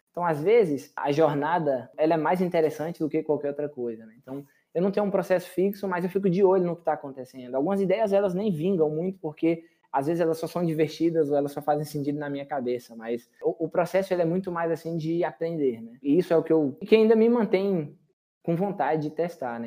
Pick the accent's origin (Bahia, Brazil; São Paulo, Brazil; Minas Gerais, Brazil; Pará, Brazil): Bahia, Brazil; Correntina; moved away; also born or lived in Chile / United States / Canada; sou natural de Correntina, Bahia, extremo oeste baiano.